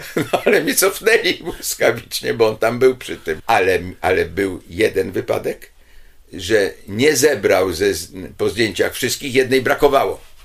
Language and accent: Polish; Poland; ja z Polski